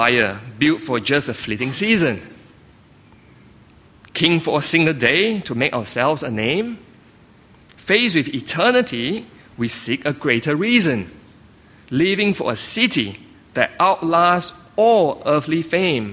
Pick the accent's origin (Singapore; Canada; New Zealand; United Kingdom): Singapore; moved away; I grew up in Singapore